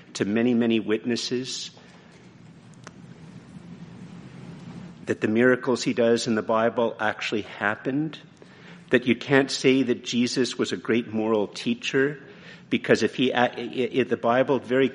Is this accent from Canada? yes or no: yes; Canada; I'm very Canadian, eh? Yeah, I'm very Canadian